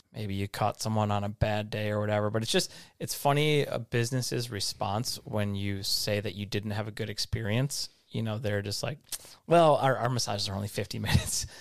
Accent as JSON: {"language": "English", "town": "Livonia", "region": "Michigan", "country": "United States", "tie": "born or raised there", "moved": "yes", "lives_now": "California, United States", "said": "my hometown, Livonia, is full of Michigan lefts, especially right by my house"}